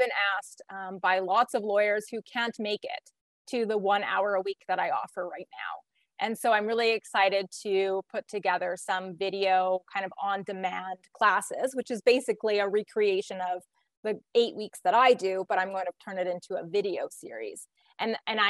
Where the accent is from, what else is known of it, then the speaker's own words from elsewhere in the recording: Canada; I'm like the only Canadian that's here